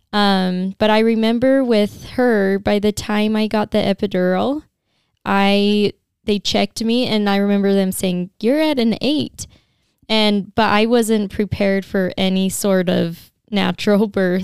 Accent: St. George, Utah, United States; I'm from Saint George. I grew up here and have lived here my whole life

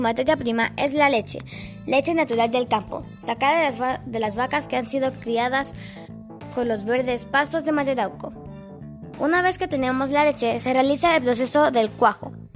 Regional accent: Mallarauco, Santiago Metropolitan Region, Chile; Mayerauco, mi tierra linda

